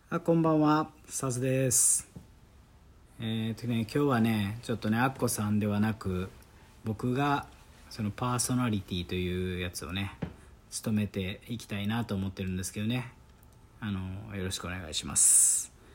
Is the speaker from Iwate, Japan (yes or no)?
no; Osaka, Japan; accent: Kansai dialect; もう大阪出身ですから